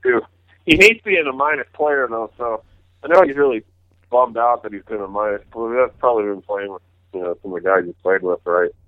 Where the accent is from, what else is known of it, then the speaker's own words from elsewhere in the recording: New Hampshire, United States; an Eastern guy growing up in New Hampshire.